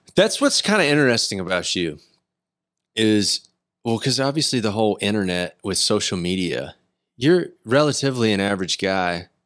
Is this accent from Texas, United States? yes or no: yes; Decatur, Texas, United States; I grew up in Decatur